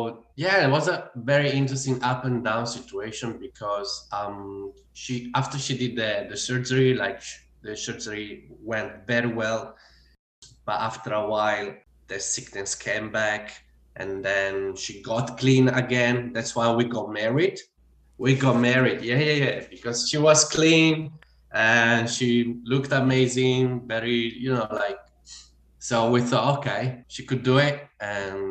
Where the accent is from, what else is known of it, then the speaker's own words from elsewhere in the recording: Italy; English is a second language; moved away as an adult; now in Australia; I bought one ticket to the farthest place on earth from Italy, and that was Australia